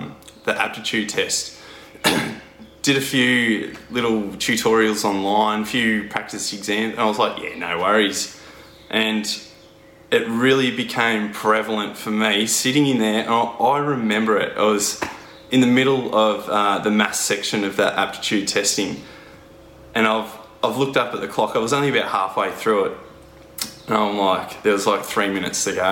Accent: Horsham, Victoria, Australia; born and bred in the Wimmera, which is Horsham in country Victoria

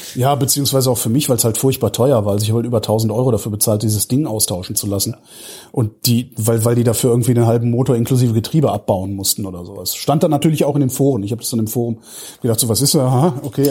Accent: Cologne, North Rhine-Westphalia, Germany; now in Berlin, Germany; ich komme aus Köln gebürtig

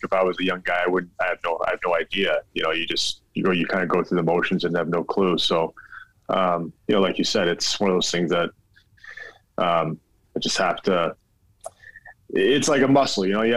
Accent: Alaska, United States; now in Philadelphia, United States; I came from that, growing up in Alaska

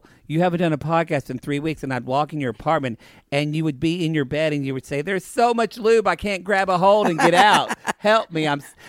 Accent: the South, United States; We do come from the South.

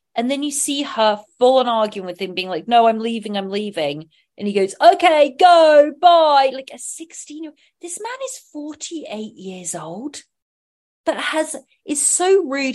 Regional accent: Sonning Common, South East England, United Kingdom; my growing up, my church where I had my first uh, communion, my bap- baptism, my first communion, my confirmation, was all in St. Michael's Church in Sonning Common, Oxfordshire, England

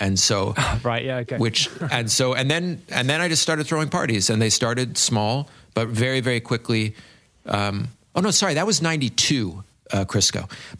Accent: England, United Kingdom; And also too, like, I'm English and almost everyone here is French. And I also came from like what would be considered quite a posh background, you know?

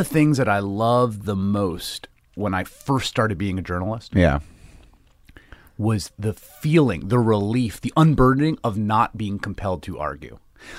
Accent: New York City, New York, United States; I grew up in the Bronx.

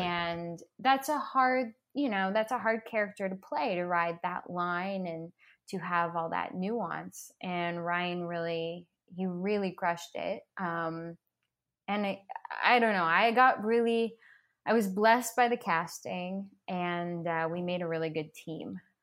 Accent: Toronto, Ontario, Canada; moved away as an adult; now in Los Angeles, United States; back in my hometown

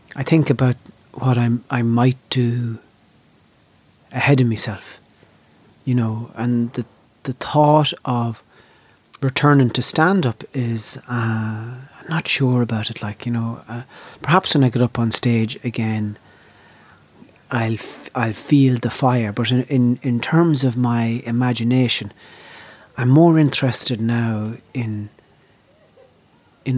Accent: Ireland; I have a very strong sense of myself as an Irish performer

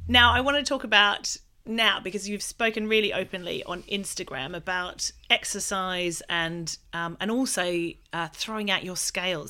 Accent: Australia; I'm Australian

